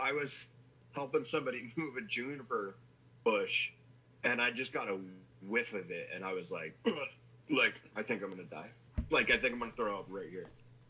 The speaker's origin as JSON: {"language": "English", "region": "New Jersey", "country": "United States", "moved": "yes", "lives_now": "California, United States", "said": "I live in California, but you know, I'm from New Jersey."}